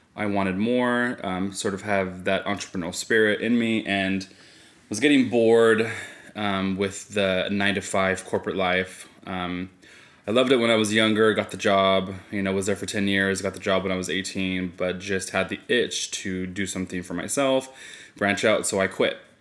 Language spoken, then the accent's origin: English; Fresno, California, United States; I am born and raised in Fresno